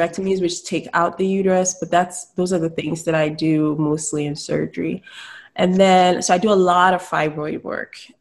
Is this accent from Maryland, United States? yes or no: yes; Salisbury, Maryland, United States; I grew up in Salisbury, Maryland